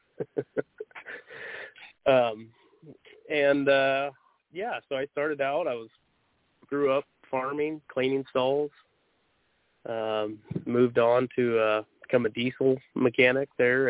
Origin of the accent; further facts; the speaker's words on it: Junction City, Oregon, United States; also born or lived in Coos Bay, Oregon / Arizona; I was actually born over on the coast, Coos Bay, and we moved to Junction City when I was just a couple of years old, about 5 or so. And I've actually been in Lane County ever since. Took off for a couple of years, went to school in Arizona, and could not wait to get back